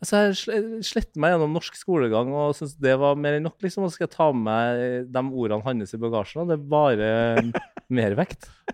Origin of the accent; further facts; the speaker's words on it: near Trondheim, Trøndelag, Norway; litt utenfor Eh, Trondheim sentrum er liksom født og oppvokst på Målt